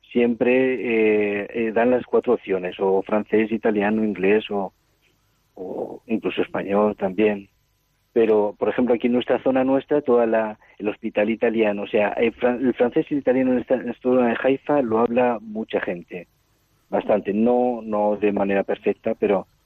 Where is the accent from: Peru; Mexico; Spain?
Spain; Altea, Valencian Community; born there; also born or lived in Burkina Faso / Cameroon / Ivory Coast; yo nací en, en, en Altea, en Alicante, aunque toda la familia es de Villarrobledo, de Albacete. O sea, soy castellano manchego